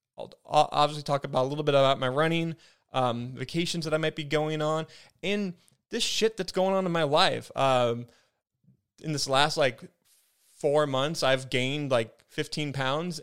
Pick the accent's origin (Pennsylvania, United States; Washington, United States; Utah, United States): Washington, United States; Spokane; I'm from Spokane